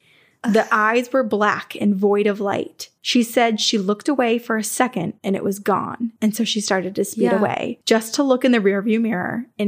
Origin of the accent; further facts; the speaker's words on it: South Carolina, United States; I'm unsure if y'all know this low country legend. I was raised in South Carolina, where the Gullah people are located.